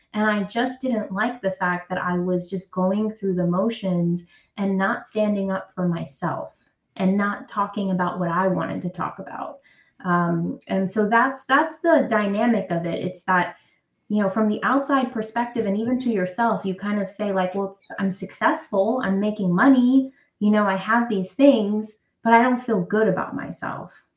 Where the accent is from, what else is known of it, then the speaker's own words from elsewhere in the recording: New York City, New York, United States; I'm from Brooklyn, New York. Um, I grew up in the projects of Brooklyn